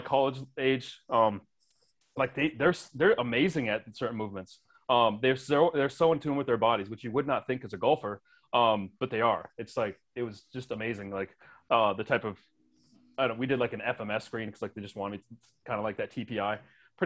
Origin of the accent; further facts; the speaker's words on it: Wisconsin, United States; growing up in Wisconsin